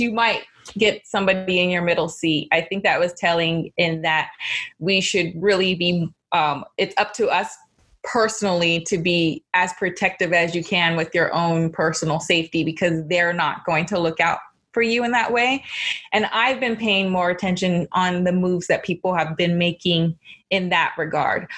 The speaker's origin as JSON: {"language": "English", "town": "Los Angeles", "region": "California", "country": "United States", "tie": "born or raised there", "said": "I grew up in Los Angeles"}